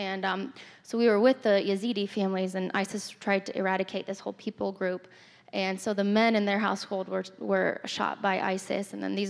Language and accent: English; Turkey; I, as many of you know, I grew up in Turkey, and I just always have had a heart for the Middle East